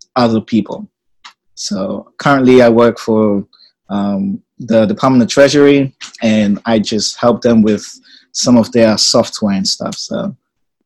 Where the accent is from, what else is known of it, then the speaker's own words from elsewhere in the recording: England, United Kingdom; also born or lived in Ghana; now in United States; But I'm originally from Ghana, but I've lived in England most of my life